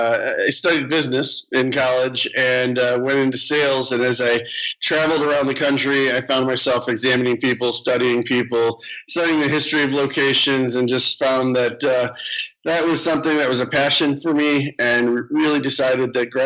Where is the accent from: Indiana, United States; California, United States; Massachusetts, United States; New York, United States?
Indiana, United States; Gary; And I grew up in Northwest Indiana. I was actually born in Gary, Indiana.